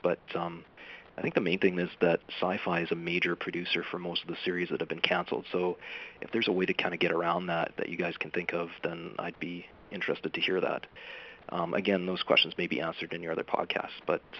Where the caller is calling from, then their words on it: Vancouver, British Columbia, Canada; I'm from Vancouver, BC.